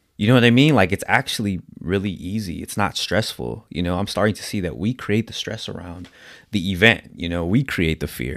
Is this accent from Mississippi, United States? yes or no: no; San Diego, California, United States; I'm from San Diego, California